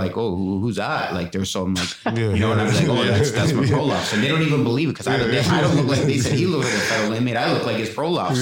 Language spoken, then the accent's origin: English; near Toronto, Ontario, Canada; moved away as an adult; now in Ottawa, Canada; I'm from more closer to Toronto